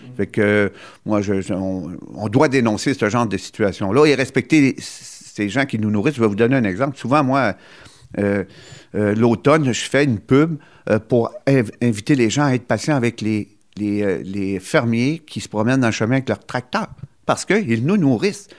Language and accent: French; Gaspésie, Quebec, Canada; chez nous, en Gaspésie